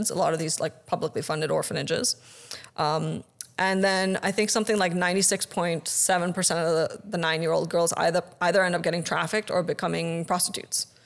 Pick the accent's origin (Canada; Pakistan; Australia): Pakistan; I have been through so much physical and even like sexual violence growing up in Pakistan